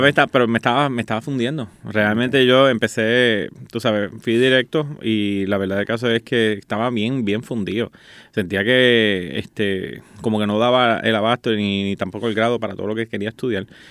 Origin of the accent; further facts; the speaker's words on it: Guaynabo, Puerto Rico; yo soy de aquí nacido San Juan, Guaynabo